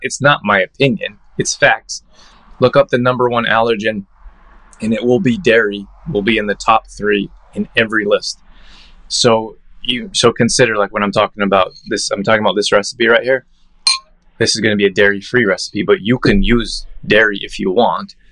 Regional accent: Calgary, Alberta, Canada; I grew up in Calgary

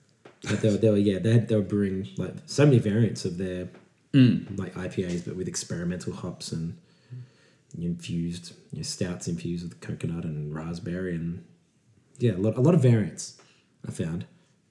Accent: Australia; I'm from Australia

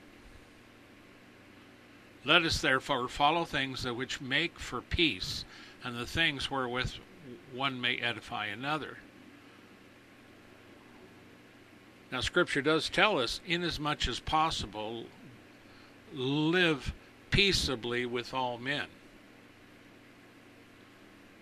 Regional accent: United States; I'm an American

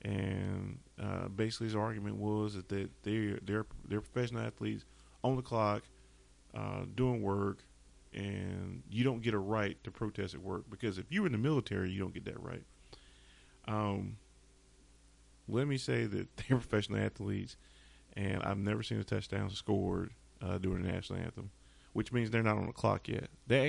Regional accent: the South, United States; Remember, I'm from the South. and so a lot of people I know are from the South

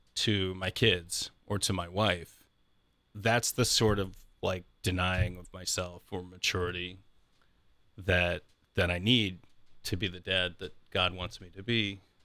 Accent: Columbus, Ohio, United States; I grew up in the Columbus area, right? So this has always been my home

